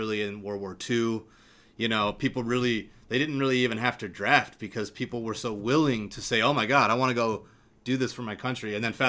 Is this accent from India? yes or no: no; United States; specifically as an American